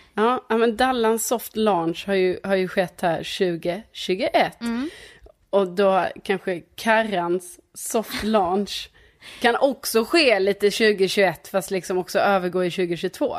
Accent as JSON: {"language": "Swedish", "town": "Lund", "region": "Skåne", "country": "Sweden", "tie": "born or raised there", "said": "på den gatan där jag är uppvuxen"}